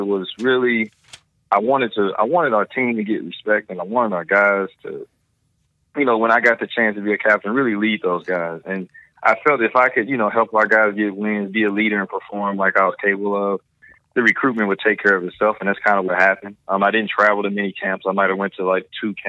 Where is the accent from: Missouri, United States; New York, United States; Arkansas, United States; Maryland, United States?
Missouri, United States; my home state